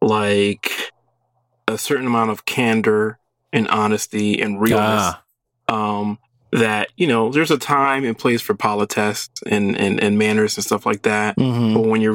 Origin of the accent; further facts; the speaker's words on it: Brooklyn, Long Island, New York, United States; moved away as an adult; now in Austin, United States; I grew up in Brooklyn, then we moved to the suburbs, of Long Island.